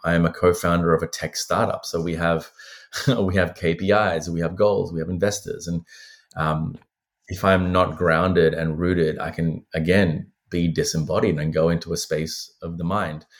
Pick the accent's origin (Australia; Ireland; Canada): Australia; also born or lived in Sri Lanka; I lost touch with, with Buddhism for many years growing up in Australia